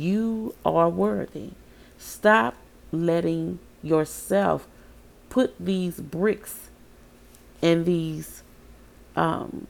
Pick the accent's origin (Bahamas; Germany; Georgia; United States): United States; Baton Rouge, Louisiana; moved away; my hometown